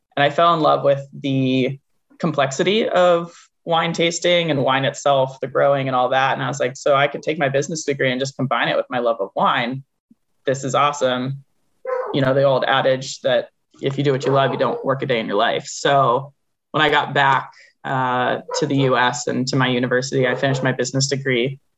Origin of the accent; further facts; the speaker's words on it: Concord, Massachusetts, United States; moved away as an adult; I grew up in Concord, Massachusetts